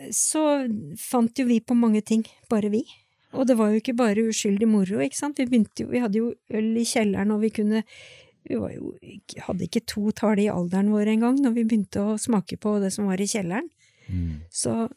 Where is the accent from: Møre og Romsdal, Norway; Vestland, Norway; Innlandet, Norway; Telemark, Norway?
Innlandet, Norway; Sjusjøen; jeg vokste opp på Sjusjøen